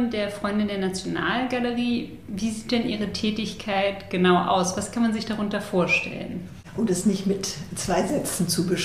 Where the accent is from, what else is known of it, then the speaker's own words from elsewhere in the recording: France; German is a second language; also Sie wissen ja, ich bin Französin und das ist ein richtiges Ritual